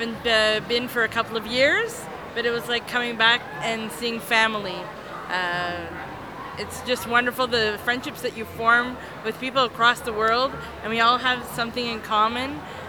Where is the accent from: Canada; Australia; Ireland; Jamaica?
Canada; I'm from Canada, and this is my third STLV.